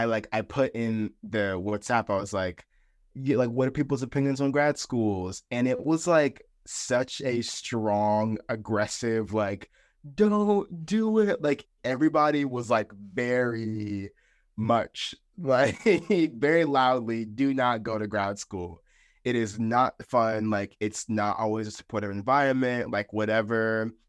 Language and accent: English; Fayetteville, North Carolina, United States; I am 23 years old. I am originally from Fayetteville, North Carolina